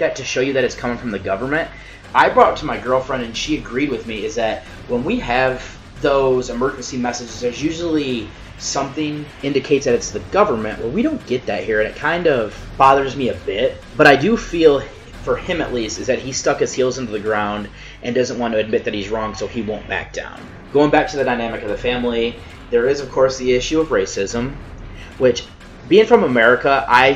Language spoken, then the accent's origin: English; United States; I'm from the United States